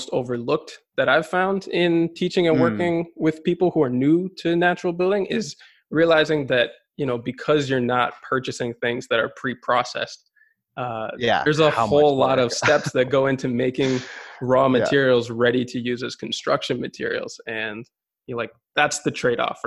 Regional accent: United States; also born or lived in Barcelona area, Spain; now in Barcelona, Spain; both of us growing up in the United States

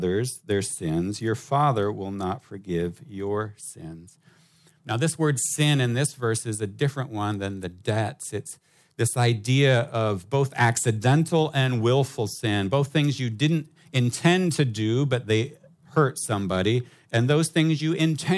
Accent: United States; now in Hong Kong; as an American

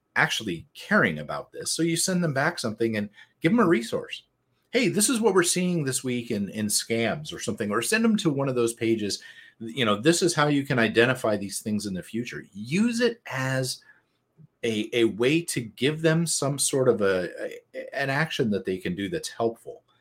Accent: United States; I'm from America

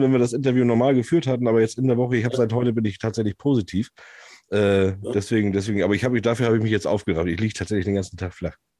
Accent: Hamburg area, Germany; Ich komme ja aus der Hamburger Ecke

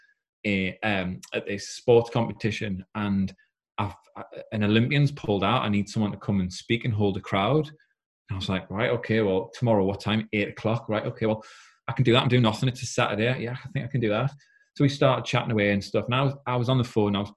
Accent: South Shields, North East England, United Kingdom; moved away as an adult; now in Yarm, United Kingdom; I'm actually from South Shields. I said, but I've recently just moved house down to Teesside in Yarm

